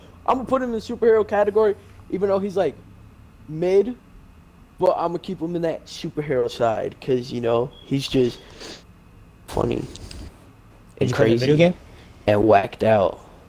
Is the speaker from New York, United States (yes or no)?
yes; New York, United States; we're from New York